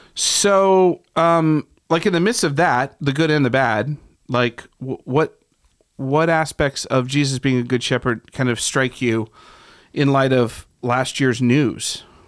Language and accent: English; Ohio, United States; moved away; I'm from Ohio